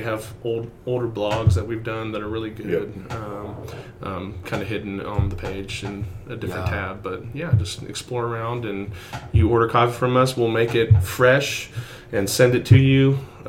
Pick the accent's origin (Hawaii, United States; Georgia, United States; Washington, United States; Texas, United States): Georgia, United States; Atlanta; I'm a gangster from Atlanta.